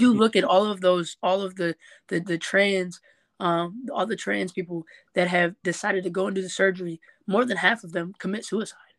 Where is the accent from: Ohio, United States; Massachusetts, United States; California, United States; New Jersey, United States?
Ohio, United States; Norwalk; also born or lived in Bellevue, Ohio / Southfield, Michigan / Detroit, Michigan; now in Cleveland, United States; half my life I was raised in Norwalk, the other half I was raised in Michigan. You know, I lived in Southfield and Detroit.